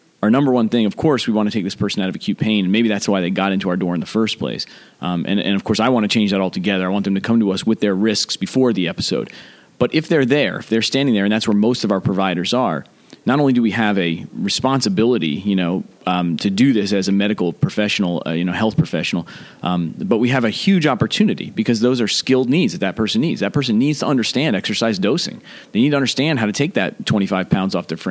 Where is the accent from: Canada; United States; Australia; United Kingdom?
United States; New Jersey; my home state of New Jersey